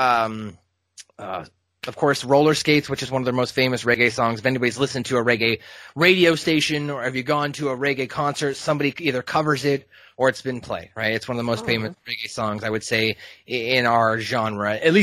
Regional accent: Southern California, United States; I grew up in Southern California in a cluster and a melting pot of different friends and groups

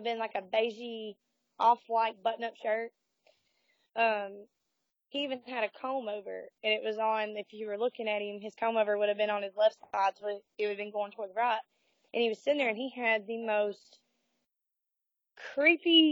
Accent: Hamilton, Alabama, United States; I'm actually from Hamilton, Alabama

